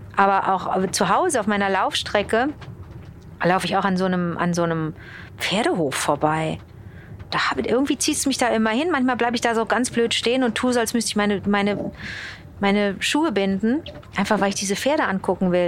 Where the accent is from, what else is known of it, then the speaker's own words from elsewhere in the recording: Rhineland, Germany; also born or lived in Montreal, Canada; Meine Heimat ist das lustige Rheinland.